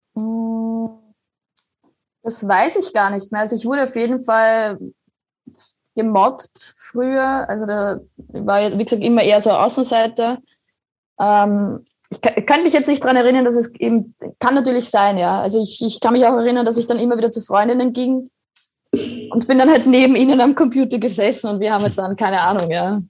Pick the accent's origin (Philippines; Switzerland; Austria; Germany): Austria; Grodnau, Burgenland; also born or lived in Oberwart; now in Vienna, Austria; mein Elternhaus, also wo ich aufgewachsen bin, ist genau zwischen den zwei Kirchtürmen